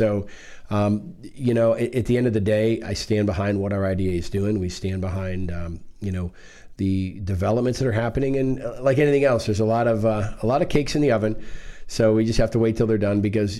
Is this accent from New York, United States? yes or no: no; Maryland, United States; I was one of them. You know, I moved in here from Maryland with my family, you know, some 40-some years ago now.